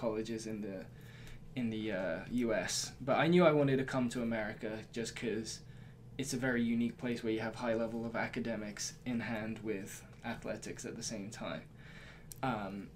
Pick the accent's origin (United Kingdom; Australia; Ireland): United Kingdom; Surrey, South East England; moved away as an adult; also born or lived in Tokyo, Japan / Durham, North Carolina, United States; now in Blacksburg, Virginia, United States; I definitely say I identify more as British, since that's where I did most of my growing up